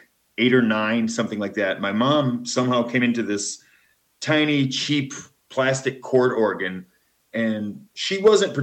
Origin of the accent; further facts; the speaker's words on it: Flint, Michigan, United States; moved away as an adult; also born or lived in Nashville, Tennessee / Portland, Oregon; now in Guatemala; I was born in Flint, Michigan, and lived there until 1992.